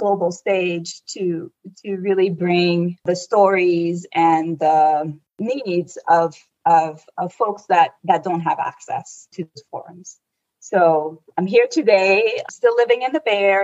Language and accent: English; Abidjan, Côte d’Ivoire; now in California, United States; I was raised in the Ivory Coast, Côte d'Ivoire